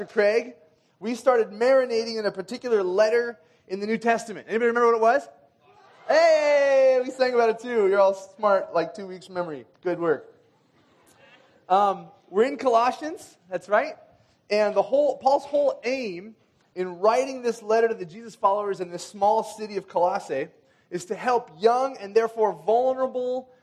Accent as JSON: {"language": "English", "country": "Kenya", "tie": "born or raised there", "moved": "yes", "said": "When I was growing up in Kenya"}